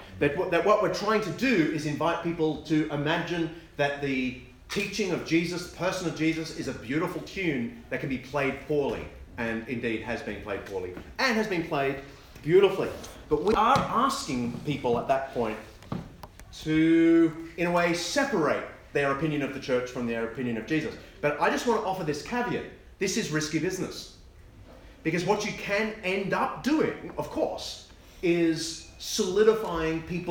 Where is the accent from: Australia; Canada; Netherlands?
Australia; I'm Australian, and so you just have to forgive me for you know, having convict heritage